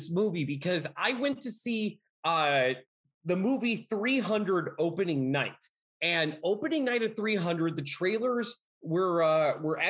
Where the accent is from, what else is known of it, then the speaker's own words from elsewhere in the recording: Pennsylvania, United States; I'm from Pennsylvania.